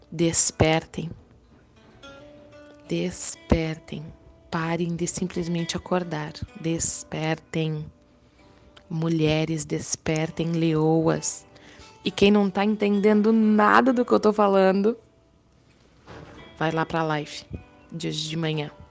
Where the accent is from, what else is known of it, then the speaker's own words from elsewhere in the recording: Balneário Arroio do Silva, Santa Catarina, Brazil; Para quem ainda não me conhece … eu sou aqui de Balneário Arroio do Silva, Santa Catarina.